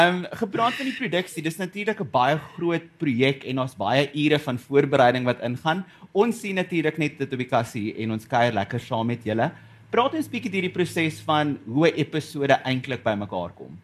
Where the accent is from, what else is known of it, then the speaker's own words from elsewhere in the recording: South Africa; ons as Suid-Afrikaners